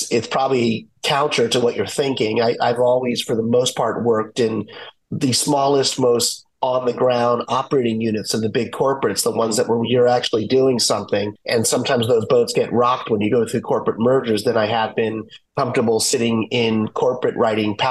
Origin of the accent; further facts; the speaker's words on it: Washington, District of Columbia, United States; I grew up in Washington, D.C., when we used to have a baseball team there